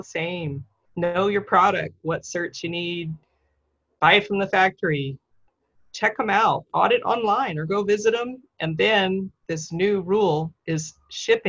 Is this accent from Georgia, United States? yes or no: no; Florida, United States; also born or lived in Dallas; now in Taiwan; I'm originally from Florida